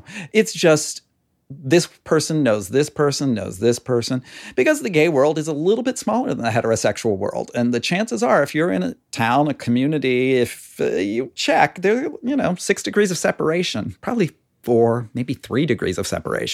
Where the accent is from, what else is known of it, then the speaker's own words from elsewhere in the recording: near Pittsburgh, Pennsylvania, United States; now in Connecticut, United States; I grew up near Pittsburgh and it's so parochial there compared to here. We're Yankees here in Connecticut.